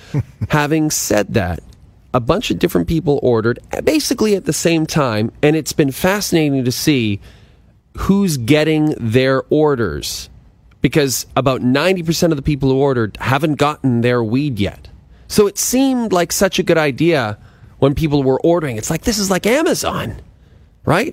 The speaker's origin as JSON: {"language": "English", "town": "Athabasca", "region": "Alberta", "country": "Canada", "tie": "born or raised there", "moved": "yes", "said": "my hometown of Athabasca"}